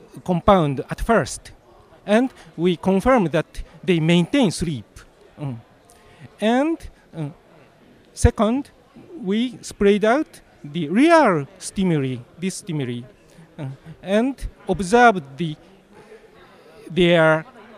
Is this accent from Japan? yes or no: yes; Japan; I'm from Japan